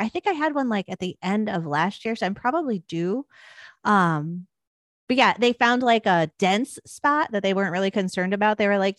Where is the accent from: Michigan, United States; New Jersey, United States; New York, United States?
Michigan, United States; Detroit; And I'm from Detroit.